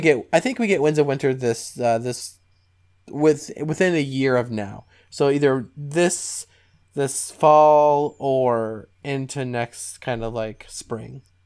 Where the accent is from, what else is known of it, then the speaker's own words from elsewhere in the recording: Southern Ohio, United States; All of my friends that I grew up with in Southern Ohio